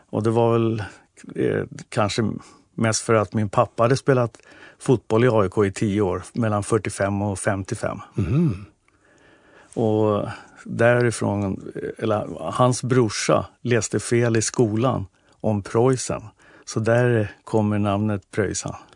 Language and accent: Swedish; Nynäshamn, Stockholm County, Sweden; now in Stockholm, Sweden; Jag är uppväxt i Nynäshamn